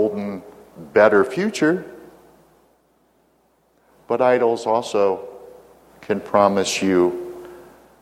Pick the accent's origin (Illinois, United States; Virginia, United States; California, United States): Virginia, United States; my home state of Virginia